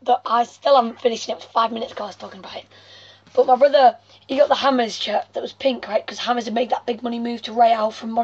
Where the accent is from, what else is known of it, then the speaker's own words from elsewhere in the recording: England, United Kingdom; I'm English